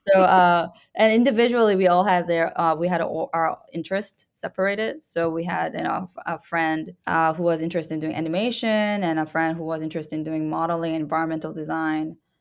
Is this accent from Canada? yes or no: yes; Canada; moved away as an adult; I'm Canadian